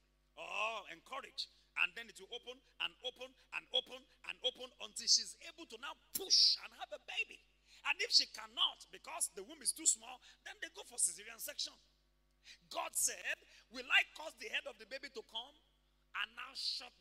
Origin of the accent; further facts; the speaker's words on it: Ibadan, Oyo, Nigeria; We grew up in Mokola together